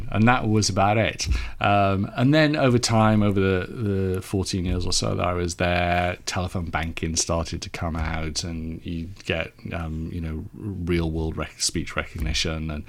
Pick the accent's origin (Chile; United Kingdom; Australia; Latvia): United Kingdom; Cardiff, Wales; now in Suffolk, United Kingdom; So I was born in Cardiff in South Wales.